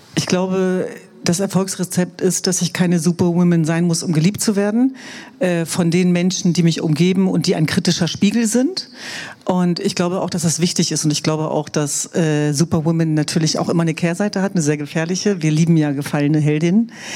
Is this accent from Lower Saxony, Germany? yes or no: yes; Hanover, Lower Saxony, Germany; German is a second language; Wir sind aber glücklicherweise in Hannover zur Welt gekommen